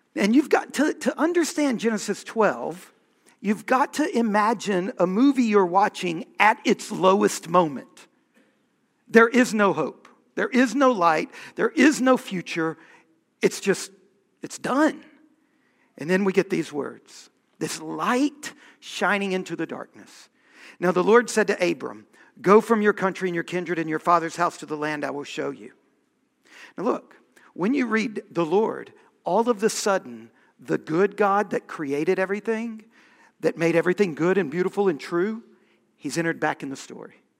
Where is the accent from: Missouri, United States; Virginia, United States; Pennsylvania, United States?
Virginia, United States; we were raised being taught American history, right? And being taught Virginia history